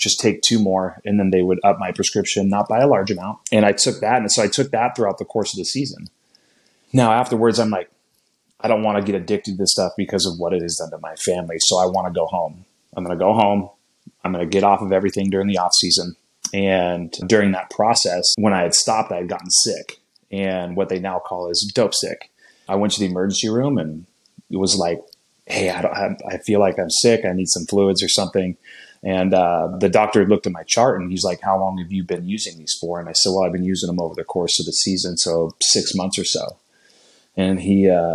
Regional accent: Napa, California, United States; born and raised in Napa, California

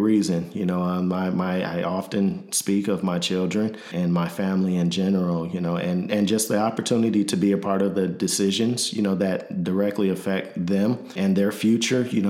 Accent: Michigan City, Indiana, United States; moved away as an adult; also born or lived in Grand Rapids, Michigan / Nashville, Tennessee; now in Illinois, United States; I'm originally from Michigan City, Indiana. Born and raised

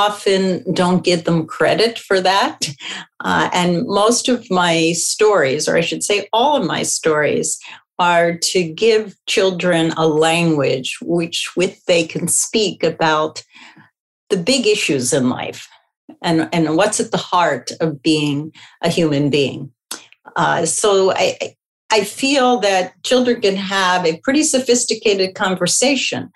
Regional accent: Philadelphia, Pennsylvania, United States; I grew up in Philadelphia, and my ancestry goes back to Russia and the Ukraine.

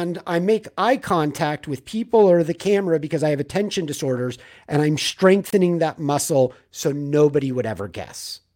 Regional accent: Manhattan Beach, California, United States; also born or lived in Los Angeles; I grew up in Manhattan Beach, so south of L

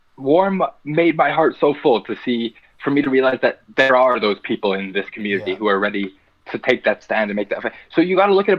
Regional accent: Pinoak, Alberta, Canada; We grew up in Pinoak, Alberta, right beside the reserve of now Musquatches

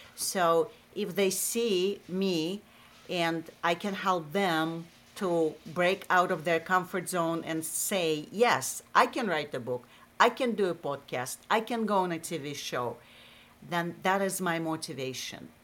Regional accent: Russia; accent: Russian; English is a second language; moved away as an adult; also born or lived in Massachusetts; now in United States; I have a Russian accent

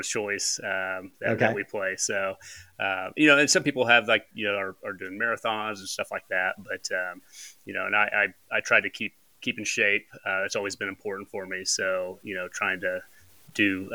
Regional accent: Pratt, Kansas, United States; I grew up in Pratt. It's about an hour and a half west of Wichita

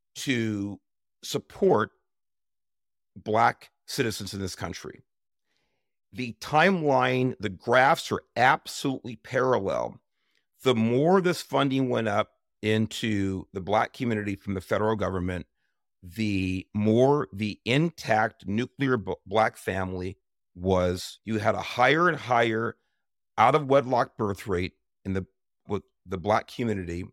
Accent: Los Angeles, California, United States; I grew up in South East Los Angeles in the nineteen sixties and seventeens

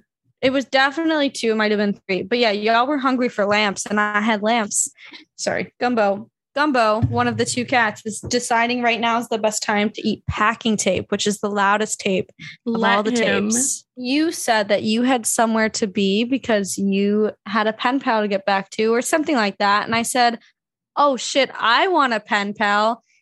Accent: a suburb outside Chicago, Illinois, United States; moved away as an adult; also born or lived in Wisconsin; I was the Jew to these people, whereas I grew up in a suburb outside Chicago. There were plenty of us hanging around.

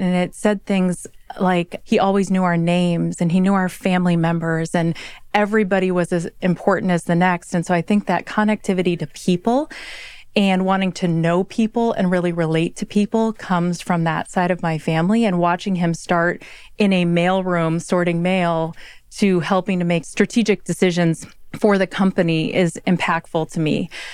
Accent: Midwest, United States; I am a Midwesterner, if you will. And so I grew up with one side of my family being up at four in the morning

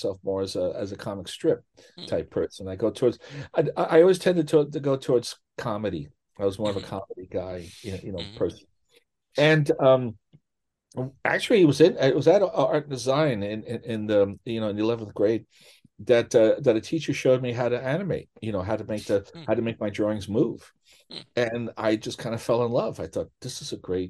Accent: New York City, New York, United States; as a kid growing up in New York City in the 50s and 60s

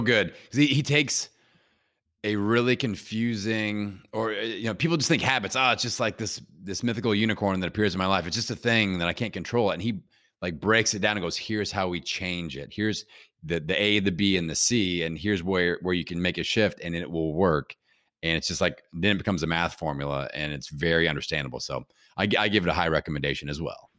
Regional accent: Bloomington, Indiana, United States; my hometown here in Bloomington, Indiana

